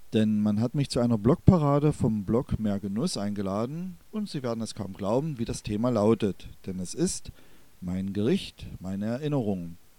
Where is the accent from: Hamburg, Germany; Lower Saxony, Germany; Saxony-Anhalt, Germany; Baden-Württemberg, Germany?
Saxony-Anhalt, Germany; Börde, northern Harz foreland; dass ich in der Kräuterkammer Deutschlands, das ist die Region Anhalt, Börde, nördliches Harzvorland, aufgewachsen bin